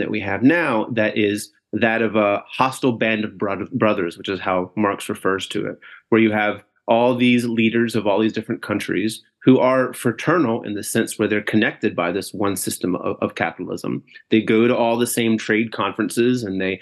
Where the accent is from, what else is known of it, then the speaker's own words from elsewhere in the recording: North Carolina, United States; now in Chicago, United States; currently located in so-called Chicago from North Carolina originally